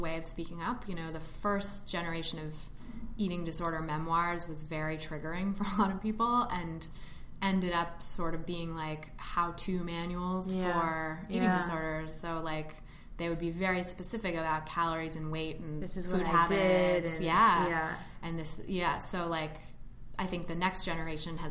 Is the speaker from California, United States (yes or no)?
yes; Bay Area, California, United States; also born or lived in Oakland; I grew up in the Bay Area